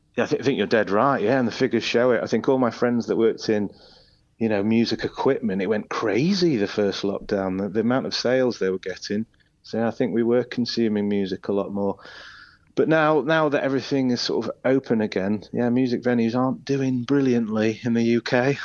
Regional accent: Isle of Man; moved away as an adult; now in Leeds, United Kingdom; I say the Isle of Man. It, that, that's where I spent, you know, my childhood and young, young adulthood

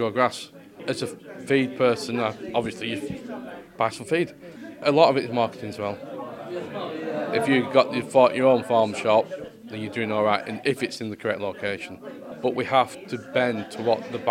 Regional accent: United Kingdom; we're British

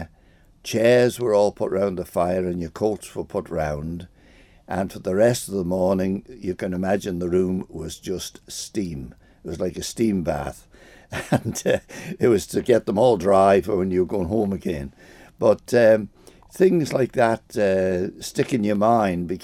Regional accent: Santon, Isle of Man; also born or lived in Arbory, Isle of Man / Rushen, Isle of Man; I was born in Nurse Crebbins, and of course lots of people were born in Nurse Crebbins, but came very, very quickly to Santon, and of course I've been there ever

